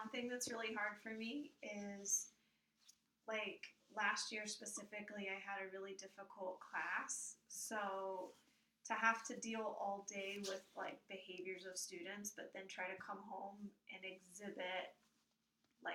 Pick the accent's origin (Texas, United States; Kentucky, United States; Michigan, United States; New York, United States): Kentucky, United States; now in New Jersey, United States; I grew up in the South in Kentucky, where there was a certain structure